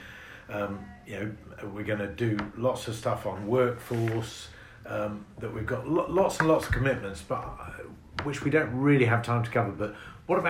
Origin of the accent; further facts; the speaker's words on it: Sheffield, Yorkshire and the Humber, United Kingdom; Sheffield, my hometown, is 1% of the population of England